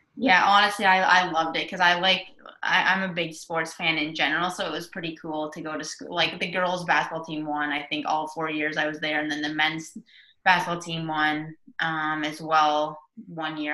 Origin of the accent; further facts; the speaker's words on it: Waterford, Connecticut, United States; I lived growing up in Waterford.